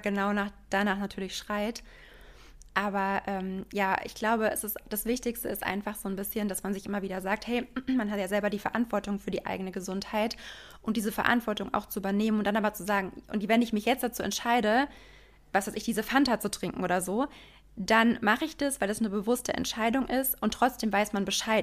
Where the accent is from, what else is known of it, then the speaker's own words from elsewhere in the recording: Frankfurt, Hesse, Germany; ich komme aus Frankfurt